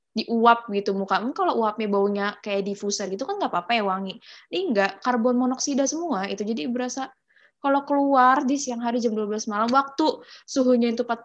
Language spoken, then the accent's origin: Indonesian; Jakarta, Indonesia; aku kan asalnya dari Jakarta ini for your information aja sih uh, emang Jakarta itu dari awal emang udah panas gitu maksudnya panas gitu